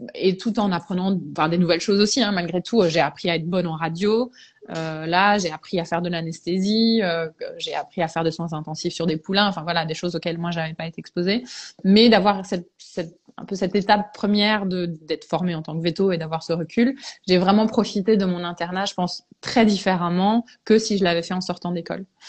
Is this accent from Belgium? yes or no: yes; Belgium; je suis anglo-belge à la base. Mes parents sont anglais et, et euh, je suis née en Belgique. Donc, moi, j'ai fait mes études en Belgique